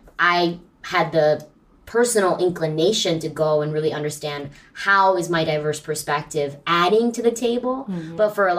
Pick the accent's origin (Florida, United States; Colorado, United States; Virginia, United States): Virginia, United States; suburban; also born or lived in San Francisco, California; I was born in San Francisco, and I grew up in suburban Virginia.